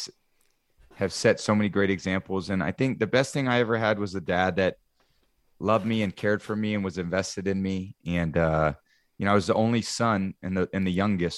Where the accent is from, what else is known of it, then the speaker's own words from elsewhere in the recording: the Bay Area, California, United States; I grew up in the Bay Area.